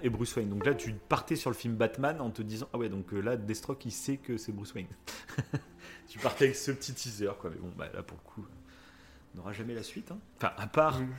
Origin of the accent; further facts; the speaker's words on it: France; Chez nous en France